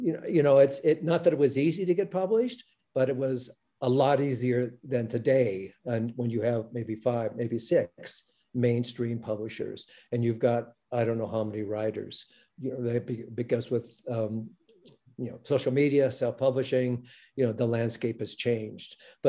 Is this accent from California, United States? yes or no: yes; Los Angeles, California, United States; So I was born in Los Angeles.